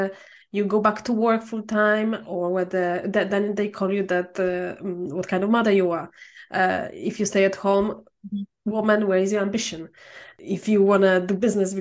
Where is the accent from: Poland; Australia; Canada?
Poland; I'm from Poland.